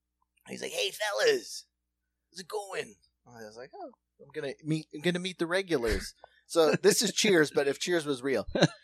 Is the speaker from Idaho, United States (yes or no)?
no; Cincinnati, Ohio, United States; I'm from Cincinnati. I don't know if you know Cincinnati, but I'm from South Cincinnati. So that's Kentucky.